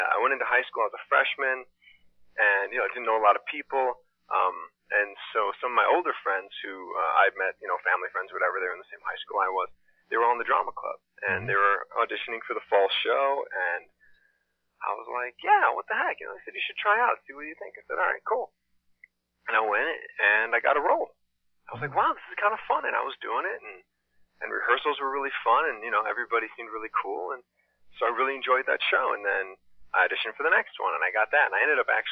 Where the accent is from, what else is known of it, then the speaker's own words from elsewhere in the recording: Wisconsin, United States; moved away; I'm from Wisconsin originally